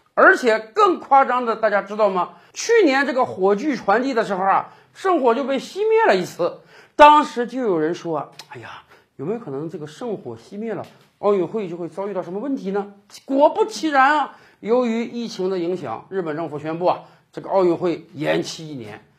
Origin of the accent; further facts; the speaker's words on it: China; 我们中国人